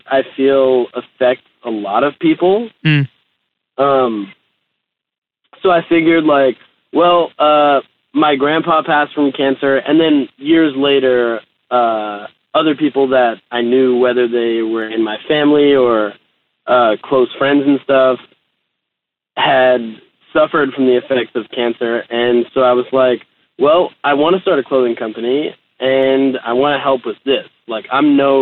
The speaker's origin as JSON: {"language": "English", "country": "United States", "tie": "born or raised there", "said": "I grew up in like just outside of New York City"}